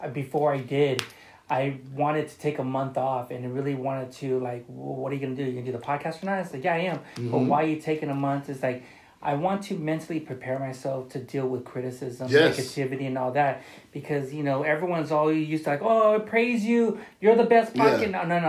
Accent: Wilmington, United States; we're from Wilmington.

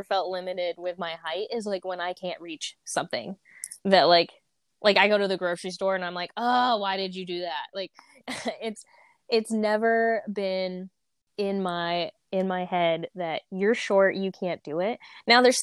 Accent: rural area near Louisville, Kentucky, United States; I claim Louisville, Kentucky, because Louisville is like the big city nearby. I'm really from the sticks

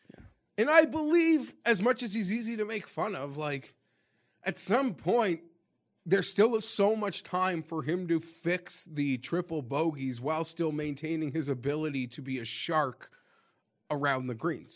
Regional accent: Canada; being Canadian

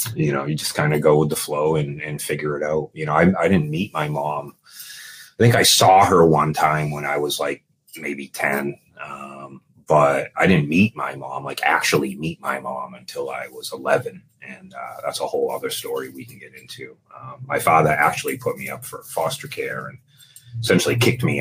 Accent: Dover, New Hampshire, United States; I'm actually a New Hampshire kid. So I grew up in Dover, New Hampshire

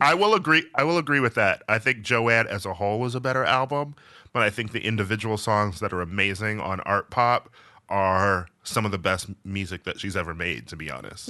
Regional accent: Milwaukee, Wisconsin, United States; I'm from Milwaukee, which is not the South, but it's, like, the Midwest. And, you know, I grew up around some barns

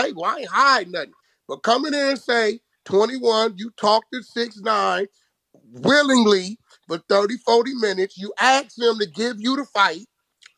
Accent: California, United States; I'm from California

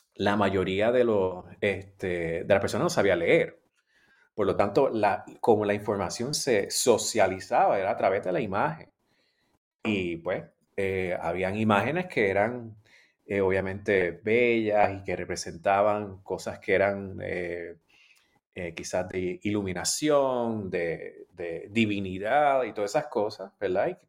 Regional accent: Puerto Rico; moved away as an adult; also born or lived in Australia; yo soy puertorriqueño y soy caribeño y latinoamericano

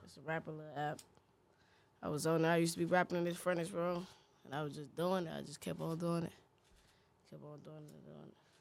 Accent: Cleveland, Ohio, United States; I'm from Cleveland, Ohio. Huff, ninety-third.

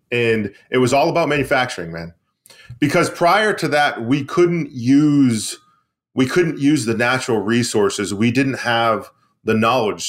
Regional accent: Maine, United States; bring manufacturing back to my hometown, back to Maine, back to New England

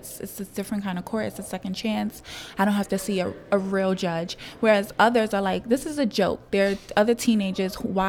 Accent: New York City, New York, United States; I'm from the Red Hook community

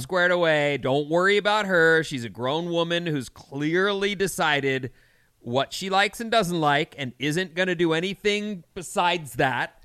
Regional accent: California, United States; I'm Californian

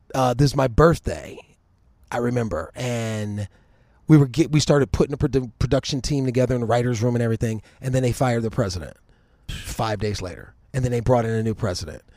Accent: Cleveland, Ohio, United States; moved away; I was from Cleveland

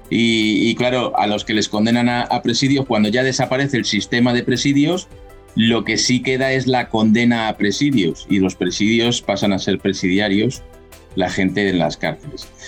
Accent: Spain; moved away as an adult; now in San Antonio, United States; soy español, dentro de España.

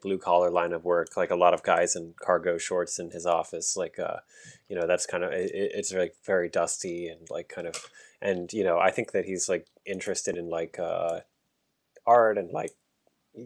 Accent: York County, Pennsylvania, United States; I grew up in Pennsylvania, in York County, Pennsylvania

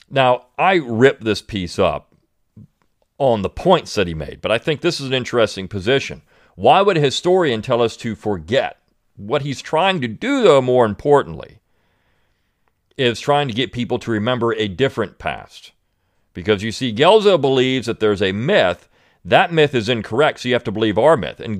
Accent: Alaska, United States; now in Tennessee, United States; I myself was actually not raised in the South, but in Alaska.

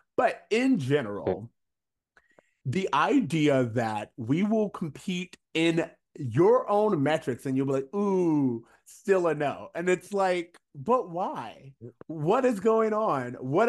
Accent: Florida, United States; now in Los Angeles, United States; we grew up in Florida, so we are not new to country music.

